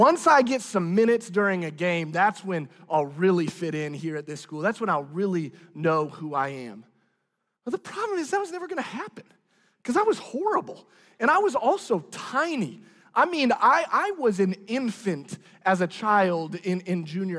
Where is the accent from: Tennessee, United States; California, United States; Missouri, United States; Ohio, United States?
Missouri, United States; Branson; moved away; living and growing up in Branson probably shaped some of the way that I am